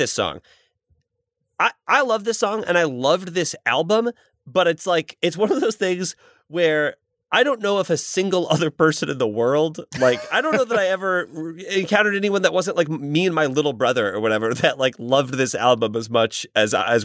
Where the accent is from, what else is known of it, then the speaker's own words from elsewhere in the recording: Indiana, United States; I'm from Indiana, the Florida of the Midwest